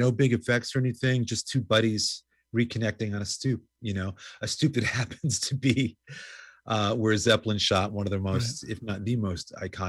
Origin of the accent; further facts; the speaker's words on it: New York City, New York, United States; I grew up in New York going to CBGB's started going there in like 1977 while in high school.